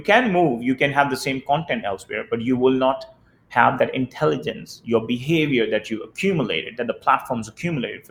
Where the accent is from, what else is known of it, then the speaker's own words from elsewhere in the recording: India; moved away; the way I grew up in India